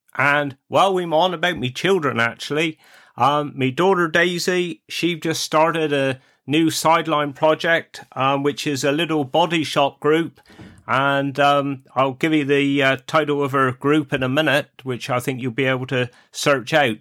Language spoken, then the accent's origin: English; Cornwall, South West England, United Kingdom; accent: Cornish; my Cornish accent